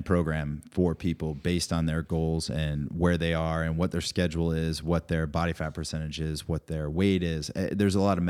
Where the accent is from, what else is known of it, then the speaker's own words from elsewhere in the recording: Rhode Island, United States; He's from Vermont, I'm from Rhode Island originally.